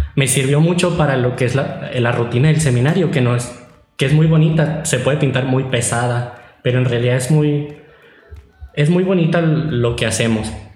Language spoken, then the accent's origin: Spanish; Catedral Santuario, Sonora, Mexico; soy de Catedral Santuario